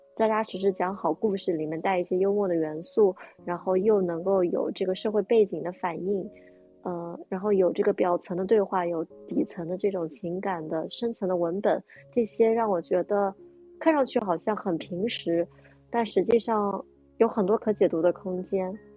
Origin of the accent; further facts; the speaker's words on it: China; also born or lived in New York; 我们中国人